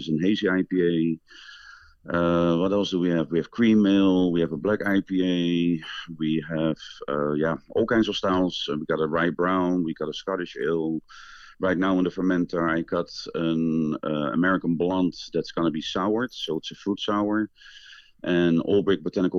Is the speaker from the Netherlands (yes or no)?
yes; Netherlands; moved away as an adult; now in Madison, United States; I'm originally from the Netherlands